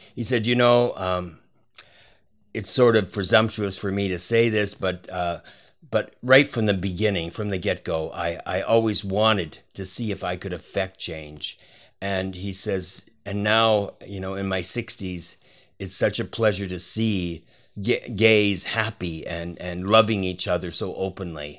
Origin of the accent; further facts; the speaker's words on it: Canada; moved away; also born or lived in Hawaii / New York; I'm Canadian born, and and then I uh, was living in different cities in America